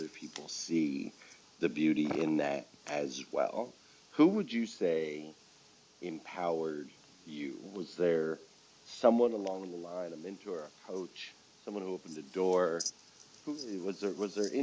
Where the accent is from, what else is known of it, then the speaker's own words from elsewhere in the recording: Flagstaff, Arizona, United States; I grew up in Flagstaff, Arizona